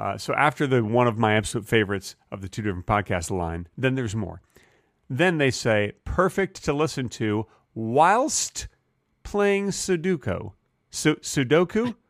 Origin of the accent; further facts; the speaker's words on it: Texas, United States; I'm a Texan